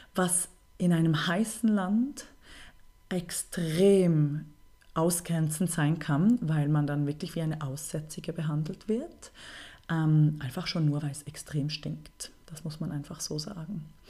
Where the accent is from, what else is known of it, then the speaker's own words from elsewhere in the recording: Bern, Switzerland; ich bin halb Deutsche und dann halb Schweizerin bin aber in Bern äh, geboren und aufgewachsen. Ich würde mich also deswegen als Berner Mädchen bezeichnen.